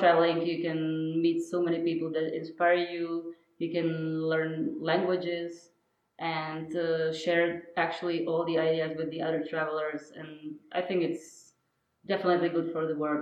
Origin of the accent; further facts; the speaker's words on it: Czechia; also born or lived in Berlin / Prague; I come from Czech Republic.